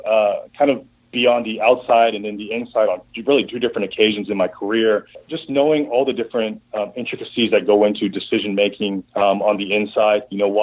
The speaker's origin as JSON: {"language": "English", "town": "Houston", "region": "Texas", "country": "United States", "said": "I'm from Houston"}